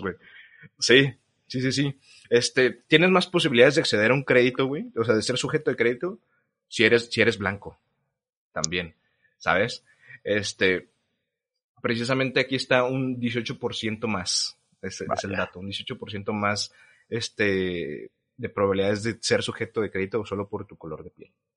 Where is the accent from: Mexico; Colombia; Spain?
Mexico; nosotros como sociedad mexicana